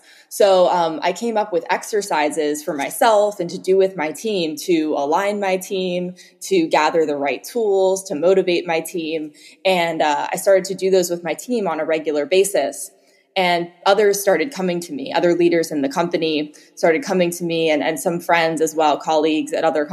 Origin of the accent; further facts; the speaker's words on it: Philadelphia, Pennsylvania, United States; moved away as an adult; now in Marin County, United States; originally I'm from Philadelphia, so I grew up there, went to school there and university